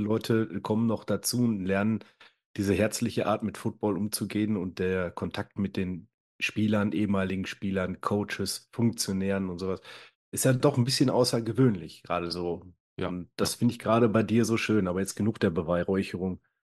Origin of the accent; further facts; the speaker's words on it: inner Ruhr area, North Rhine-Westphalia, Germany; gebürtig komme ich weiter aus dem Pottinneren.